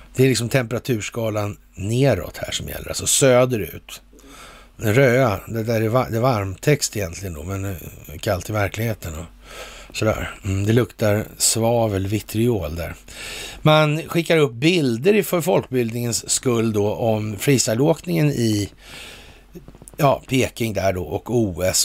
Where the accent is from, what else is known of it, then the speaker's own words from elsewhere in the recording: Sweden; som svensk